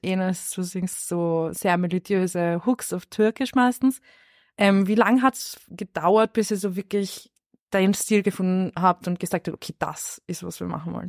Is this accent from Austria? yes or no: yes; Lower Austria, Austria; Ich komme aus dem Speckgürtel